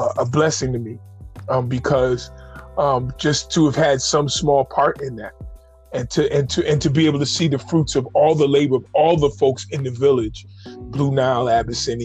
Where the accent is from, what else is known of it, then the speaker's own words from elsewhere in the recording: New York City, New York, United States; I grew up in Harlem. Well, it's called Washington Heights where I grew up now.